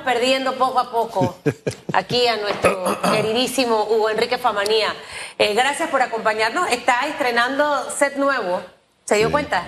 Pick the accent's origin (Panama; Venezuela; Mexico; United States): Panama; soy una panameña que igual ejerce el voto